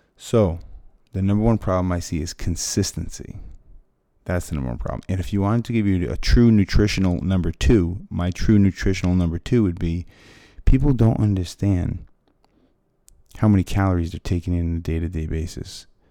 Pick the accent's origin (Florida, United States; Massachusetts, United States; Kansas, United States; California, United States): Massachusetts, United States; Fall River; moved away; I'm from Fall River, Massachusetts